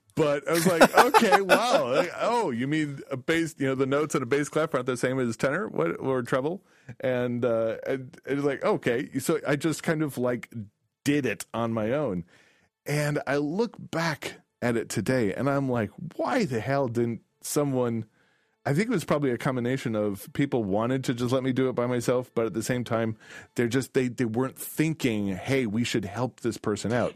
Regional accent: DeKalb, Illinois, United States; I grew up in DeKalb, Illinois.

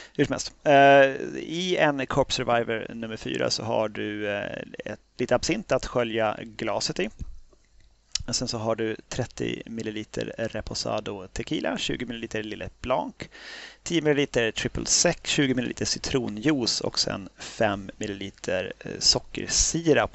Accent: Sweden; som svensk

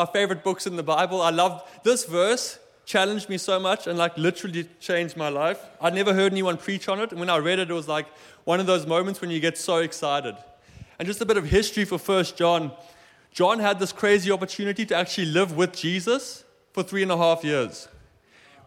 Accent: South Africa; now in Germany; I'm from South Africa. My family still lives there.

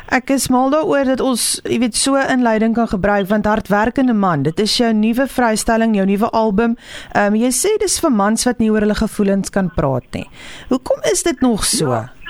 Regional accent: Pretoria, Gauteng, South Africa; Ek het al groot geword in in Pretoria

